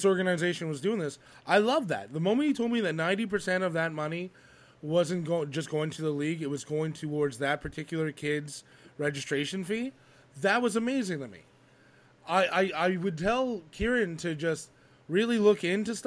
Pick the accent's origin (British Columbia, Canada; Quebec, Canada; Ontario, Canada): Quebec, Canada; moved away; also born or lived in Alberta; I grew up in Quebec hockey. I played for Lakeshore minor hockey for over, let's say, give or take 20 years